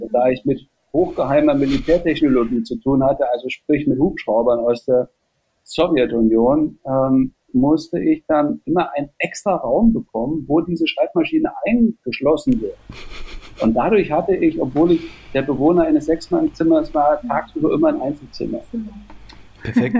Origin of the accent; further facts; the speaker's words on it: Jena, Thuringia, Germany; also born or lived in Austria / Switzerland; in Jena Ost, wo ich aufgewachsen bin.